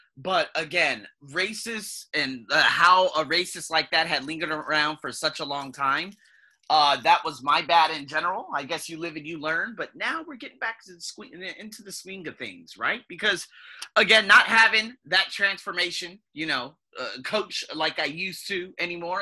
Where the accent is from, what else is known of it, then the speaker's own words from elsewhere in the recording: United States; also born or lived in Australia; me being from America